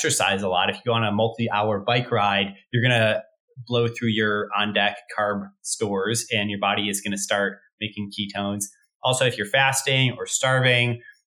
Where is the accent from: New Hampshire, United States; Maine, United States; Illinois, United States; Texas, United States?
Illinois, United States; Chicago; moved away as an adult; also born or lived in Stanford, California; I'm from Chicago originally myself